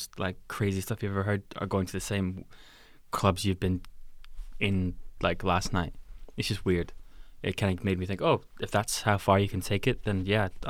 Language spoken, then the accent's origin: English; Glasgow, Scotland, United Kingdom; definitely like a lot of like Glasgow stuff growing up in Glasgow was really nice to see, because it was like, wow, these people are from here.